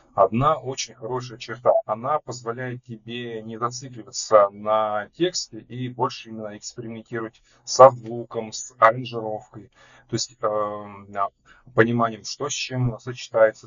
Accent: Lev Tolstoy, Lipetsk Oblast, Russia; also born or lived in Pushkinsky District, Moscow Oblast; now in Moscow, Russia; я изначально родился в Московской области, но где-то половину своей жизни жил в Липецкой области. То есть в Москву я переехал примерно в 2013, получается, году.

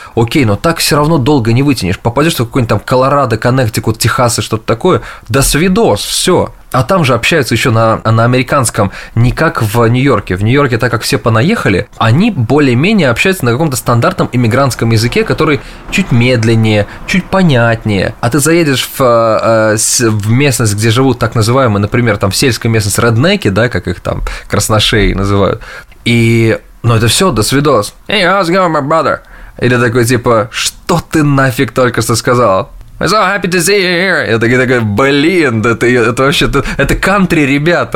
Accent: Russia; moved away as an adult; now in New York, United States; I'm originally from Russia.

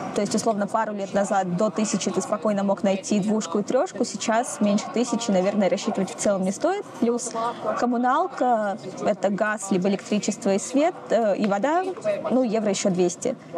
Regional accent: Saint Petersburg, Russia; moved away as an adult; now in Spain; я из Питера

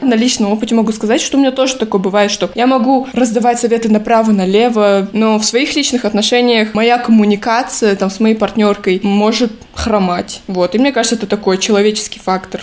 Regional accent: Almaty, Kazakhstan; я активистка из Казахстана, города Алматы.

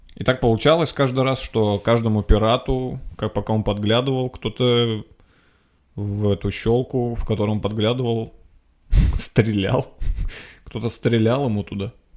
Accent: Nizhny Novgorod, Nizhny Novgorod Oblast, Russia; moved away as an adult; Я был в Нижнем Новгороде. Я там родился. Я там жил двадцать лет

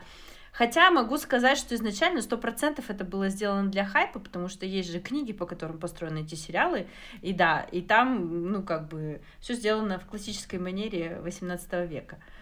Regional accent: Kazakhstan; Я родом из Казахстана

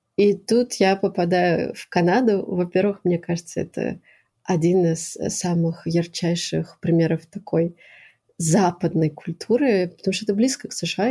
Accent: Moscow, Russia; moved away as an adult; also born or lived in Acre, Israel; now in Quebec, Canada; я всю жизнь жила в Москве. Я родилась в Москве

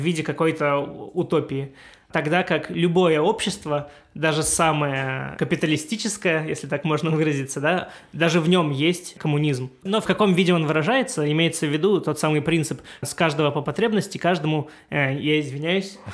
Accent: Siberia, Russia; moved away; Я сам из Сибири изначально

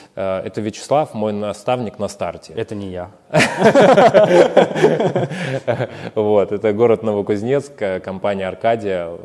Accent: Siberia, Russia; moved away; мы из Сибири

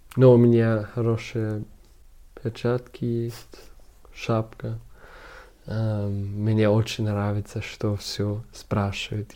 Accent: Munich, Bavaria, Germany; Russian is a second language; А я э, из Мюнхена.

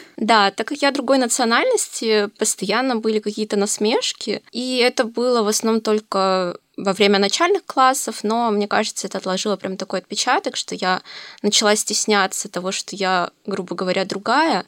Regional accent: Novosibirsk, Novosibirsk Oblast, Russia; Я родилась в России, конкретно в Новосибирске. Родилась, училась

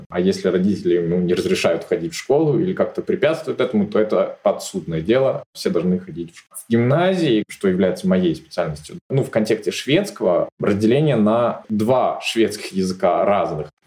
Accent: southern Sweden, Sweden; accent: southern Swedish dialect; У нас учителя могут говорить на своем диалекте. У меня южный шведский диалект. Он немного по произношению чем-то схож э, даже с датским

